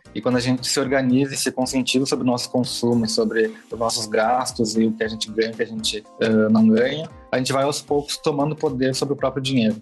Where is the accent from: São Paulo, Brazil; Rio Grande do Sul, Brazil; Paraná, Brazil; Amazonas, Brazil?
Rio Grande do Sul, Brazil; Porto Alegre; Eu sou de Porto é? Alegre, Rio Grande do Sul